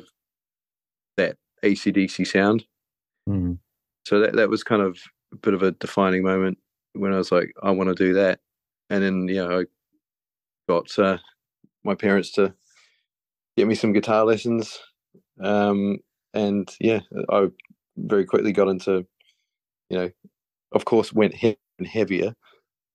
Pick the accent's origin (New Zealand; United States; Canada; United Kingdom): New Zealand; moved away; I grew up in New Zealand, as you can probably tell by my very smooth accent